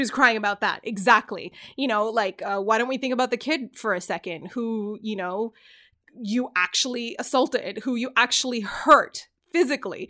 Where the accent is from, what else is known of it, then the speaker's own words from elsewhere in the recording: Canada; I'm from Canada